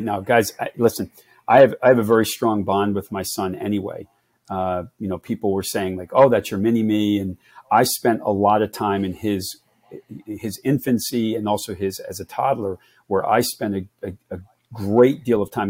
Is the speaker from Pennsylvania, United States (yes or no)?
yes; Philadelphia, Pennsylvania, United States; We grew up in the Philadelphia area